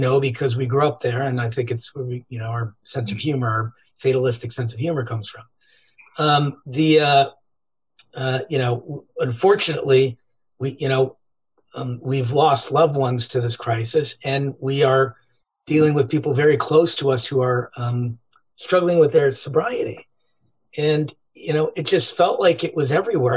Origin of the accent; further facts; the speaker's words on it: Cleveland, Ohio, United States; We grew up in Cleveland, Ohio